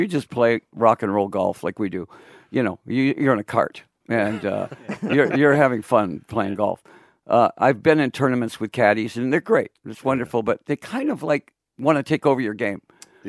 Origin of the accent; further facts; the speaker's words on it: Detroit, Michigan, United States; I'm from Detroit, you know.